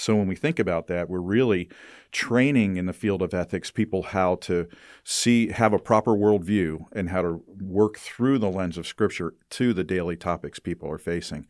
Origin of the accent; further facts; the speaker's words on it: United States; I as an American grow up with the perspective of whatever works is okay